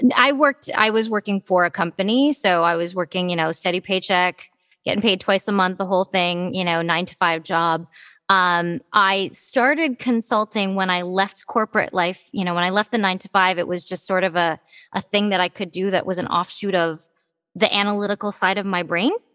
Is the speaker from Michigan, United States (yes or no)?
yes; Detroit, Michigan, United States; I was born in Detroit, Michigan. Um, I, am a happy little Midwestern girl